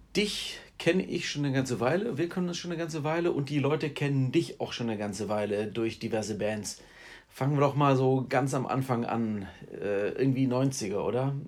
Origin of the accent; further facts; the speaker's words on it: Heidenheim, Baden-Württemberg, Germany; aus äh, ja, Vorort von Heidenheim